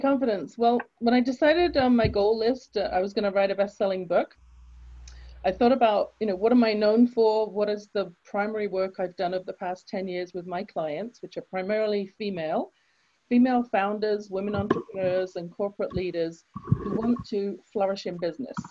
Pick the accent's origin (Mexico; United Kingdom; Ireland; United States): United Kingdom; England; now in Canada; I grew up in England. You can tell from my accent, I wasn't born in Canada.